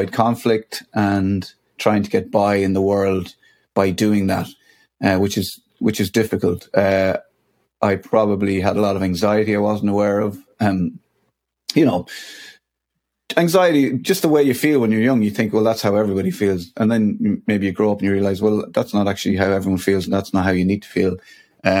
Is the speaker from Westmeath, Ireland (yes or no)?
yes; Athlone, Westmeath, Ireland; now in Newbridge, Ireland; I'm originally from the Midlands in a place called Athlone in County Westmeath